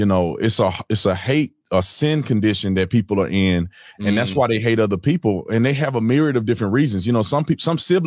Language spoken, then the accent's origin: English; Fort Worth, Texas, United States; Fort Worth, Texas